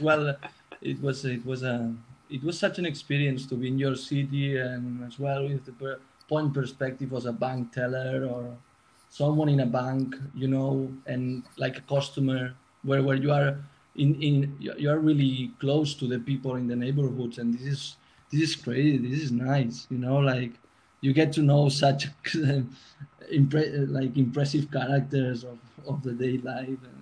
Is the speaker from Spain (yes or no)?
yes; Barcelona, Catalonia, Spain; moved away as an adult; now in London, United Kingdom; I'm from Barcelona